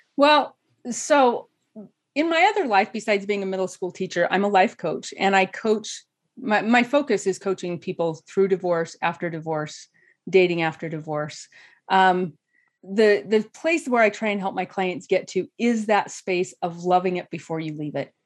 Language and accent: English; southeast Idaho, United States; moved away as an adult; also born or lived in Atlanta, Georgia; now in Utah, United States; in Idaho, we, in the southeast where I grew up